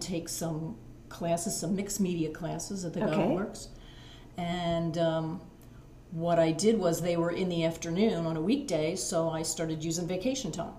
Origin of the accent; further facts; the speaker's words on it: Mount Penn, Pennsylvania, United States; I am from Berks County, raised in Mount Penn. I currently live in Spring Township.